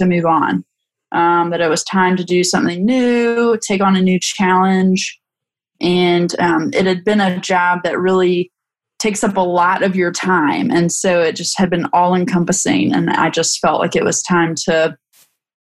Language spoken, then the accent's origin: English; North Carolina, United States; Growing up in North Carolina